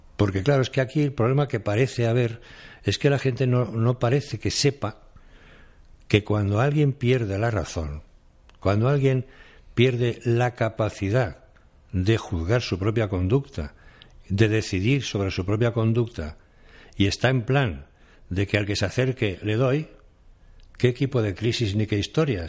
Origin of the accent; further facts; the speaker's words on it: Catalonia, Spain; moved away as an adult; now in Madrid, Spain; yo soy catalán